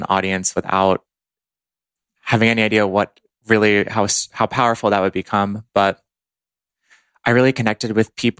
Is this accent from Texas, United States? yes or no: yes; Dallas, Texas, United States; moved away as an adult; also born or lived in Boston, Massachusetts; now in Los Angeles, United States; I grew up in Dallas, Texas